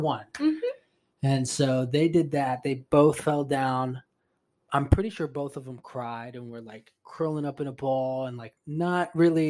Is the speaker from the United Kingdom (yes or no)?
no; Puerto Rico; I'm Spanish. I'm from Puerto Rico.